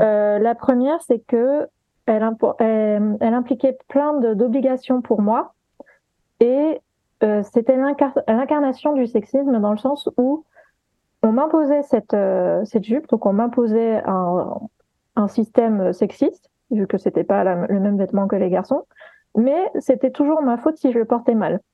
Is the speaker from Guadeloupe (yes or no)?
yes; Guadeloupe; moved away; j'ai grandi, j'ai eu une partie de mon enfance en Guadeloupe